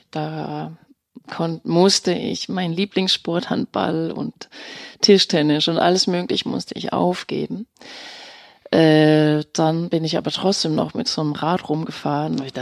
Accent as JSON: {"language": "German", "country": "Denmark", "tie": "born or raised there", "second_language": "German", "moved": "as an adult", "lives_now": "Germany", "said": "Also ich bin in Dänemark geboren, 1970 äh, und bin dort aufgewachsen und bin erst nach meinem Abitur 1989 nach Deutschland ja"}